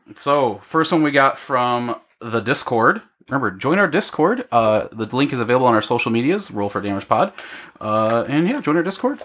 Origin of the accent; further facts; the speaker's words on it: Illinois, United States; now in Iowa, United States; Ben and I grew up in Illinois